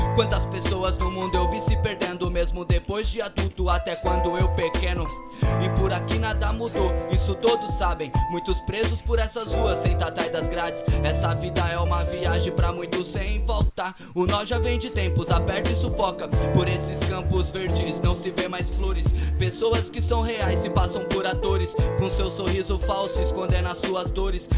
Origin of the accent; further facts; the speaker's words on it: Brazil; eu sou do Barreto